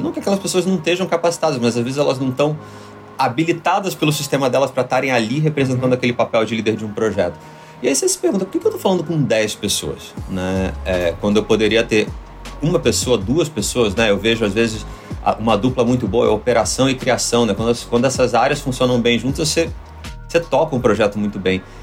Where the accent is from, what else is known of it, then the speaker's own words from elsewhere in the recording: Rio de Janeiro, Brazil; moved away as an adult; now in São Paulo, Brazil; eu sou do Rio